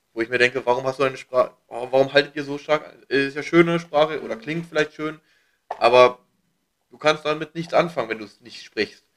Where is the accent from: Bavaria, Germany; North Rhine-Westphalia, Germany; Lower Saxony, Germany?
Lower Saxony, Germany; Hanover; now in Berlin, Germany; wieder zurück nach Hannover